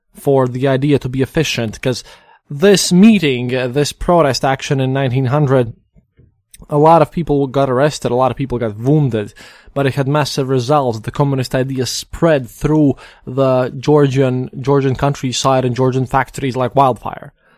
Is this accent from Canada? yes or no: no; Latvia; We're just people from Latvia